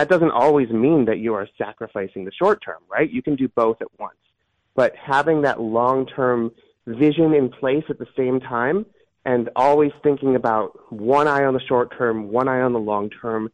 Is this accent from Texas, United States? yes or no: no; Cleveland, Ohio, United States; I grew up in Cleveland in the mid-90s